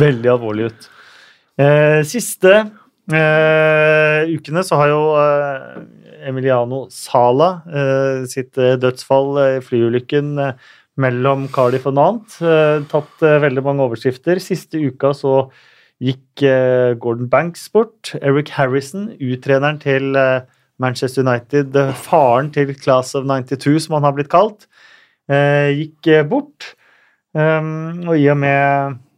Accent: Norway; er eh, født og oppvokst i Norge og norske foreldre, har følt oss norske hele livet

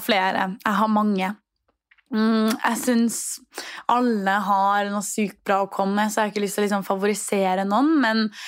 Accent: Trondheim, Trøndelag, Norway; moved away as an adult; now in Copenhagen, Denmark; hjemme i Trondheim

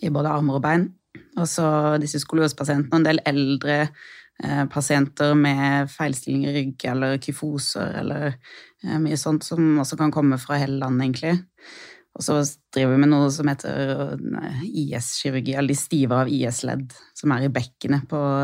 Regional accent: Lillesand, Agder, Norway; moved away as an adult; now in Oslo, Norway; Jeg er fra Lillesand på Sørlandet.

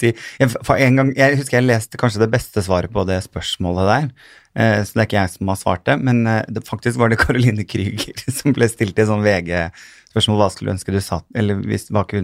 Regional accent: Sandefjord, Vestfold, Norway; also born or lived in Kjerringøy / Bodø; jeg har jo vokst opp og gått skole i Sandefjord

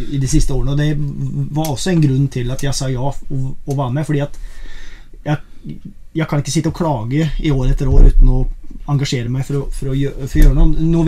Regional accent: Sweden; now in Rjukan, Norway; jeg er opprinnelig svensk. Jeg har bodd i Norge i 25 år. Rjukan 25 år.

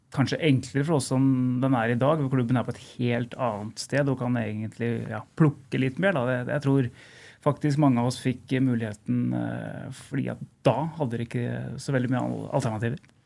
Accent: Kongsvinger, Innlandet, Norway; Jeg er jo Kongsvinger-gutt. Jeg er født på Kongsvinger, jeg har bodd på Kongsvinger hele livet

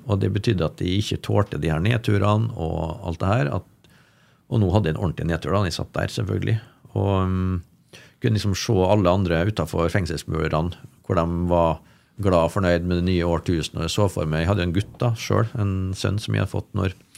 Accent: Molde, Møre og Romsdal, Norway; moved away; also born or lived in Oslo; til min familie på Bolsøya, der jeg vokste opp

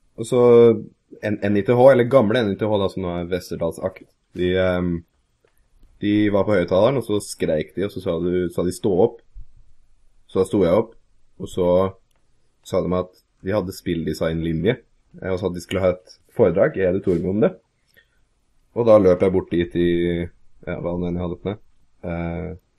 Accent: Kongsvinger, Innlandet, Norway; also born or lived in Scotland; now in Hamar, Norway; Jeg vokste opp på Kongsvinger, vokste opp der fram til jeg var 19

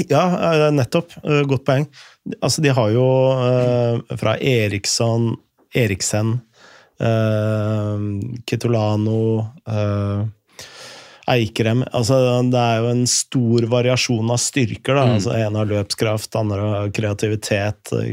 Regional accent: Snarøya, Akershus, Norway; Særlig når jeg kom fra Snarøy.

